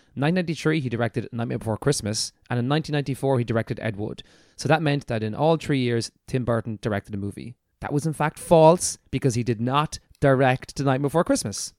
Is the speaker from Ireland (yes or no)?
yes; Ireland; we're an Irish podcast